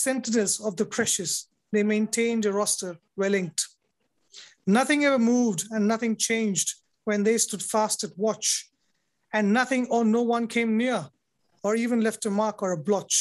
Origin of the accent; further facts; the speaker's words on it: India; I'm a poet from India